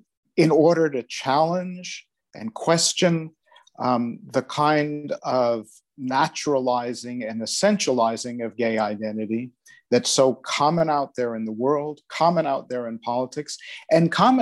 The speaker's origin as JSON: {"language": "English", "country": "United States", "moved": "yes", "lives_now": "Netherlands", "said": "Okay, I'm from the United States originally, different parts of the States, but I moved to the Netherlands in 1993, so that's 28 years ago now."}